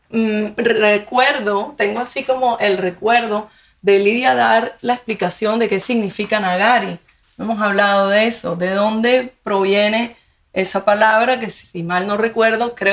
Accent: Bogotá, Colombia; now in Miami, United States; cuando yo llegué a Miami, llegué de Bogotá y Bogotá tiene esa vibración de Buenos Aires, de que hay mucha cultura.

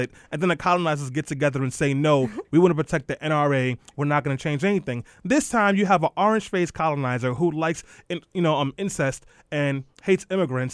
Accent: New York City, New York, United States; as a kid growing up in East New York

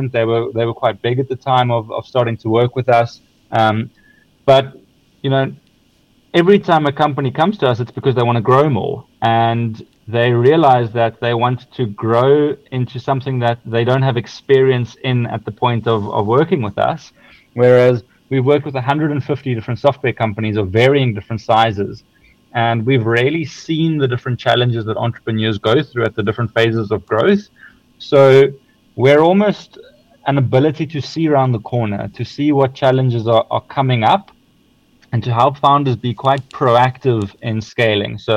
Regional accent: South Africa; now in Sweden; So, so, so just because I'm in Sweden now does not mean we're still a South African, a proudly South African company.

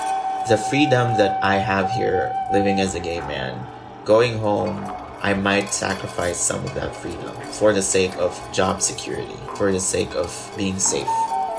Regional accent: Philippines; moved away as an adult; now in Tempe, United States; a violinist in Tempe, Arizona. I am from the Philippines.

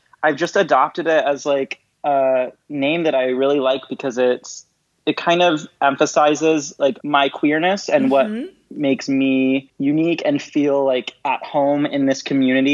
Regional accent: Detroit, Michigan, United States; moved away as an adult; now in Chicago, United States; I'm originally from Detroit.

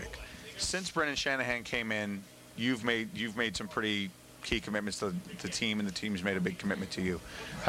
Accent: Vancouver, British Columbia, Canada; born or raised there

